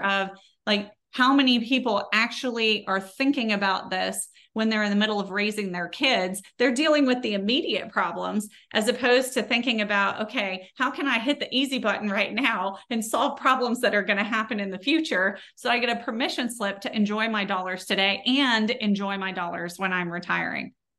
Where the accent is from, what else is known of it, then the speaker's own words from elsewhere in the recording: Texas, United States; accent: Texas; my Texas accent